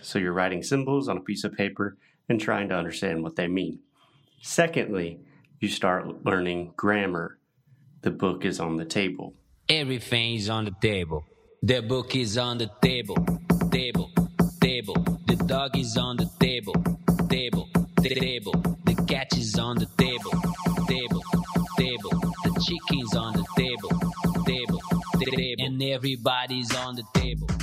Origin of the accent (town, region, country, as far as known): United States; born or raised there; moved away